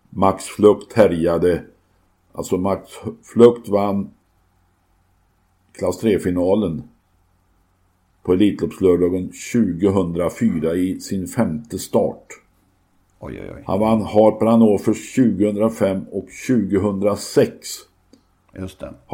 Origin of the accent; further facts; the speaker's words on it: Arvika, Värmland, Sweden; Hur ska de då veta att jag är från Arvika?